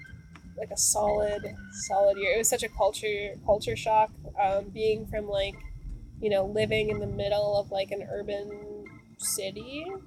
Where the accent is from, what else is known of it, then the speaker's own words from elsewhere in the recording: Midwest, United States; You know, I'm from the Midwest, and we don't really have a lot of family on the East Coast, especially New England.